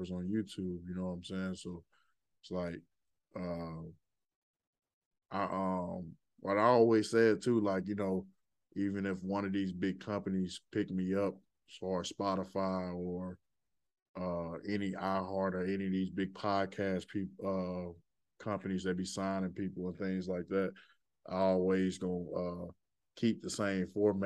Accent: Birmingham, Alabama, United States; now in Louisville, United States; I'm from Birmingham, Alabama, but I'm in Louisville, Kentucky right now

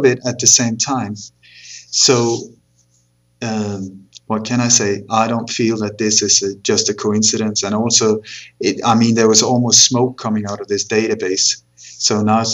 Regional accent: Sweden; also born or lived in Copenhagen, Denmark; But I moved to Sweden when I was 8, and then I grew up there

